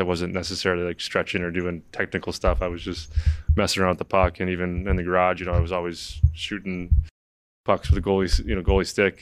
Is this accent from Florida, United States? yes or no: no; St. Louis, Missouri, United States; moved away; growing up in Saint Louis back then